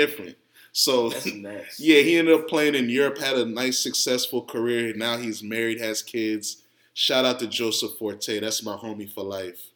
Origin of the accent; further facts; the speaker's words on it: Ghana; especially as a Ghanaian